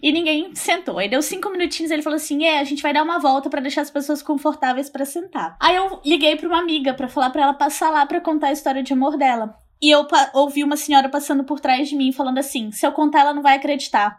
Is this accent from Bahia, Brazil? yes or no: no; Porto Velho, Rondônia, Brazil; sou de Porto Velho, Rondônia